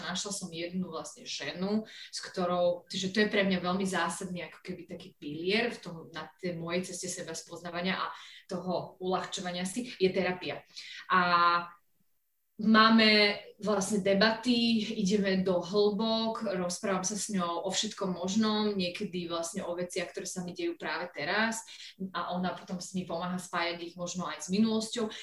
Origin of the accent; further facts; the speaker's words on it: Slovakia; moved away as an adult; also born or lived in London / Venice / Kosovo; now in Pakistan; Slovensko, lebo som Slovenka, som, som sa tu narodila